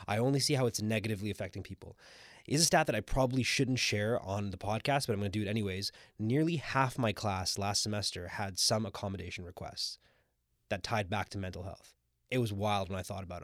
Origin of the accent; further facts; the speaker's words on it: Scarborough, Ontario, Canada; now in Toronto, Canada; what I would consider to be my hometown, even though I live in downtown Toronto, but I strongly identify with Scarborough